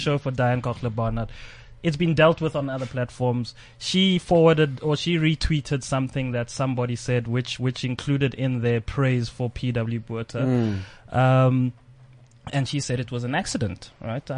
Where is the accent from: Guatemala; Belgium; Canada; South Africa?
South Africa; I am a black South African man